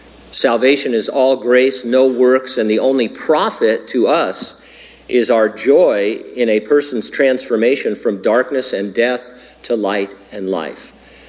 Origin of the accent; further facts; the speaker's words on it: San Bernardino, California, United States; My hometown of San Bernardino is like that, sadly.